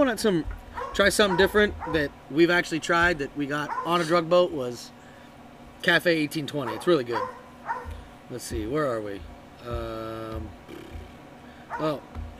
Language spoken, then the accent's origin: English; United States; I put a lot of shit in it, you know, because I'm American and I can.